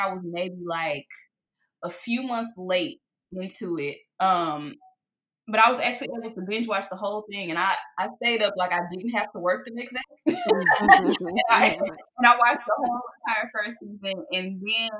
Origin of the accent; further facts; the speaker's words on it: Dallas, Texas, United States; here in my hometown, Dallas, Texas